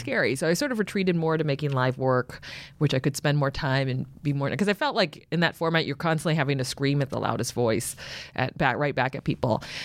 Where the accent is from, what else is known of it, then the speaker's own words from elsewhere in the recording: San Francisco, California, United States; moved away as an adult; now in Los Angeles, United States; I grew up in San Francisco and I live in L